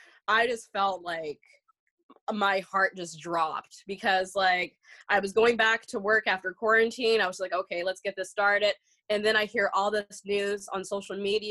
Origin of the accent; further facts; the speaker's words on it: Oregon, United States; living in a predominantly white community growing up in Oregon